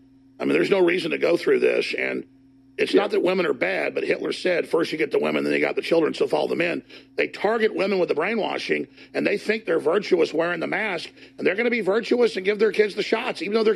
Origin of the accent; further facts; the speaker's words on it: Dallas, Texas, United States; When I grew up in Dallas, it was the end of males being males.